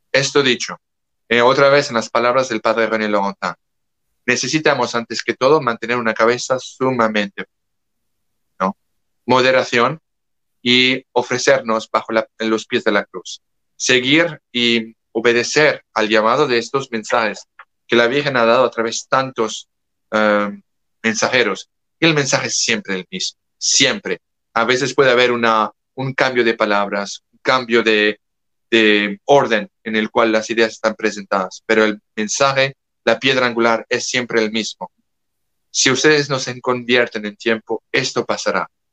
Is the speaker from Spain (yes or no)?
no; France; le hablo como europeo, como francés